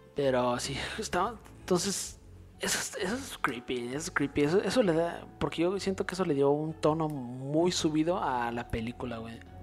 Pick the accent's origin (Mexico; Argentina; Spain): Mexico; nosotros somos de México